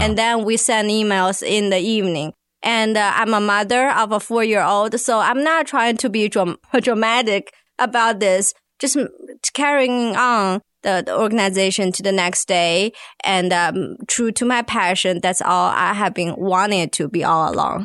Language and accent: English; China; now in Arkansas, United States; I'm from China